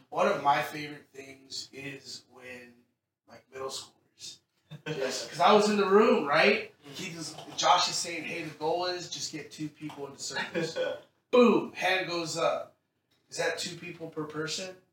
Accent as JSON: {"language": "English", "region": "Texas", "country": "United States", "moved": "yes", "lives_now": "Seattle, United States", "said": "I'm from Texas"}